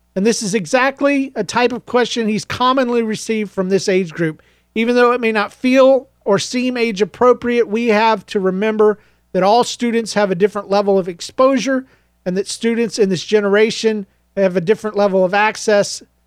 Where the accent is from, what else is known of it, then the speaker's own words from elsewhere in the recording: Georgia, United States; I was raised in Georgia